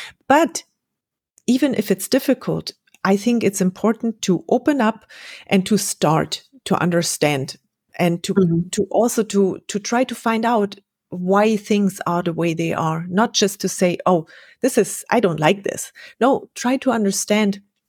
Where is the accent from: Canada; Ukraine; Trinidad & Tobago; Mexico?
Mexico; I came from Mexico and I expected everyone be as friendly and happy to see you as the Mexicans were.